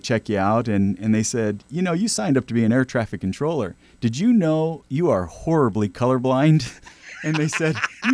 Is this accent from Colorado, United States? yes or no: no; Marysville, California, United States; we grew up in Northern California in a small town called Marysville and out in the rural area